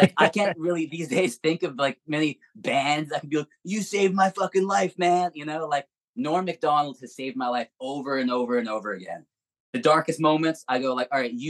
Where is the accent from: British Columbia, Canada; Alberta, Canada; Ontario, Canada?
Alberta, Canada; Edmonton; moved away; also born or lived in Vancouver; I grew up in Edmonton, at least in the high school years.